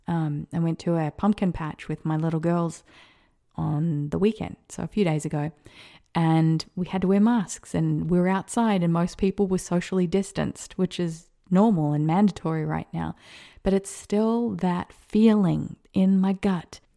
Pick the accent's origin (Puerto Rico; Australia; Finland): Australia; also born or lived in America; now in United States; an Australian living in America